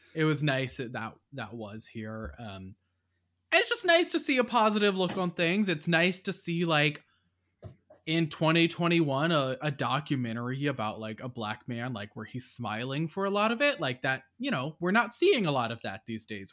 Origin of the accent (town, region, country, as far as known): United States